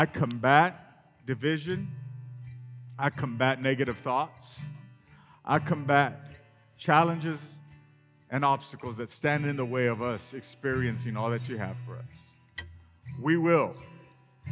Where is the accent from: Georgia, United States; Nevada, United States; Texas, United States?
Texas, United States; Rio Grande Valley; moved away as an adult; now in West Texas, United States; I grew up in the Rio Grande Valley and moved here when I met my lovely bride